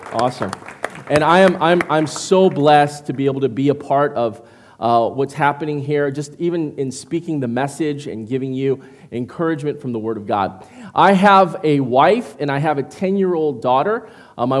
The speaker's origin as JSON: {"language": "English", "region": "Midwest", "country": "United States", "tie": "born or raised there", "said": "I come from the Midwest, and so growing up with white people all my life"}